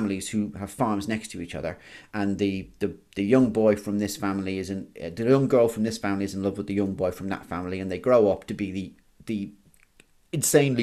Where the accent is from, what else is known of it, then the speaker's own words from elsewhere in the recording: Ireland; I'm not British, I'm Irish